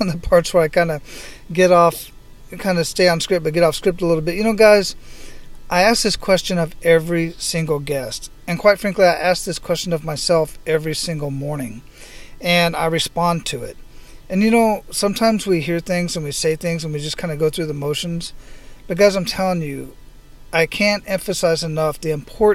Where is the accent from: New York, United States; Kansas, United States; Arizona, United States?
Arizona, United States; Phoenix; moved away; also born or lived in San Antonio, Texas / El Paso, Texas / Killeen, Texas; I grew up in Phoenix, Arizona